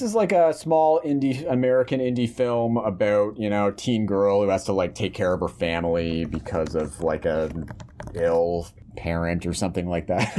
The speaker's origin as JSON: {"language": "English", "country": "Canada", "said": "we're Canadian here"}